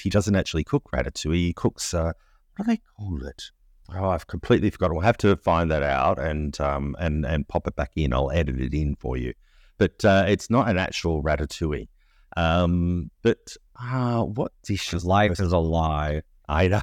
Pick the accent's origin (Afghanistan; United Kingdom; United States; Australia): Australia; as an Australian, we were so excited to go to Brisbane for World Expo eighty-eight